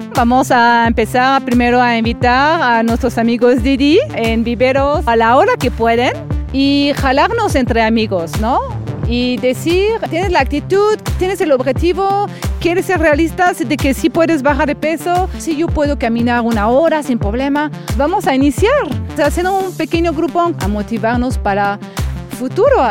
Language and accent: Spanish; France; moved away as an adult; now in Mexico City, Mexico